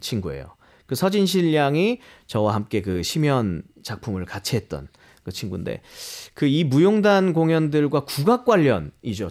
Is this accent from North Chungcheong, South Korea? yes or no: no; Daegu, South Korea; moved away as an adult; now in Seoul, South Korea; 제가 고향이 대구라는 곳인데